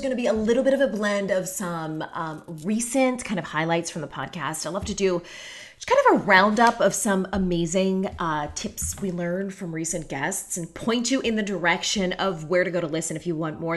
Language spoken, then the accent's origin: English; Pittsburgh, Pennsylvania, United States; now in Orlando, United States; the house that I grew up in in Pittsburgh